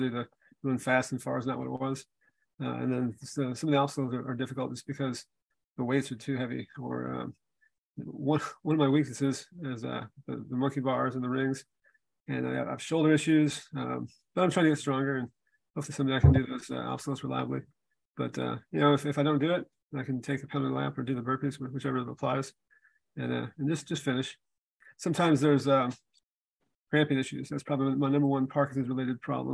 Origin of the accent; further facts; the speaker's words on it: Memphis, Tennessee, United States; moved away as an adult; also born or lived in Green Bay, Wisconsin; now in Las Vegas, United States; I was born in Green Bay, Wisconsin, go Packers. My dad relocated to Memphis, Tennessee when I was eight. So I spent most of my time growing up in Tennessee